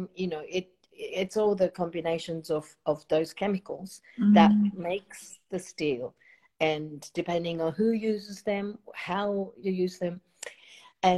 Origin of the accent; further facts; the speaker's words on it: Japan; moved away; I'm from Japan